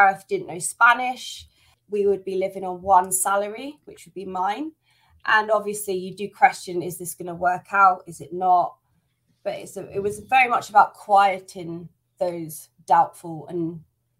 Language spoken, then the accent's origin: English; United Kingdom; moved away as an adult; now in Spain; the fact I'm British made a lot of people very reticent to even let me rent their place